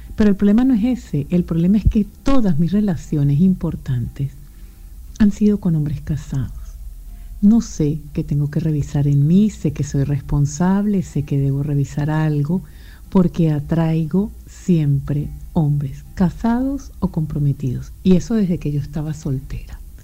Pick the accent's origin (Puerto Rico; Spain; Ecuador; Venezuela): Venezuela; moved away as an adult; also born or lived in Europe; venezolana, emigrante, vivo en Europa